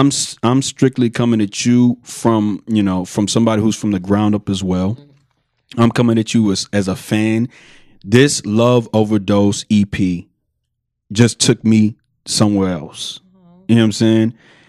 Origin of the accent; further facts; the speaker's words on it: Houston, Texas, United States; I'm from the Southwest, and I went to school on the North.